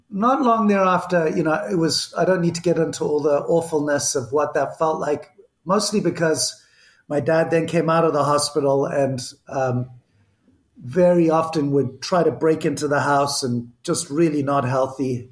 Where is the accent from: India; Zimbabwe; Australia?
Zimbabwe; accent: Zimbabwean; moved away; also born or lived in Barcelona, Spain; the accent, which is still here, is from Zimbabwe. I was born in Spain, in Barcelona, uh, lived in seven countries before I was eight, and ended up in what was Rhodesia, and grew up